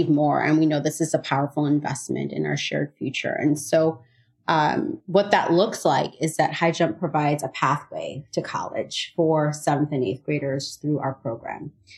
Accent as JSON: {"language": "English", "town": "Chicago", "region": "Illinois", "country": "United States", "tie": "born or raised there", "said": "I grew up in Chicago, born and raised"}